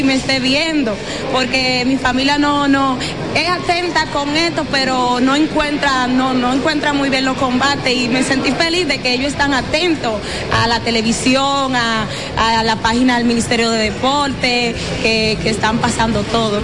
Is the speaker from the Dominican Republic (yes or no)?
yes; Santiago de los Caballeros, Santiago, Dominican Republic; yo soy de Santiago